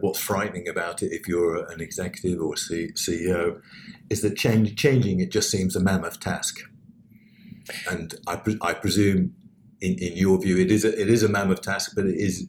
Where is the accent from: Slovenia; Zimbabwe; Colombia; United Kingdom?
United Kingdom; I'm British